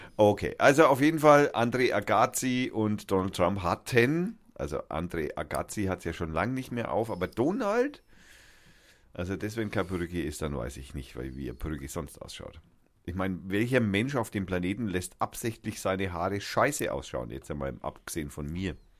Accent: Germany; wir wundern uns als Deutsche

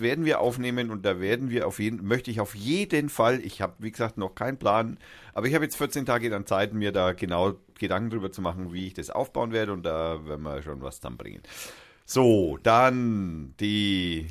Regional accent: Germany; wir wundern uns als Deutsche

